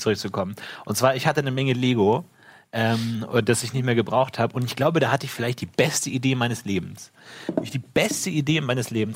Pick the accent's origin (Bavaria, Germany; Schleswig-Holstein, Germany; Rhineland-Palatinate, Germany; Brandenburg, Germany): Bavaria, Germany; a lake in the Munich area; wo ich aufgewachsen bin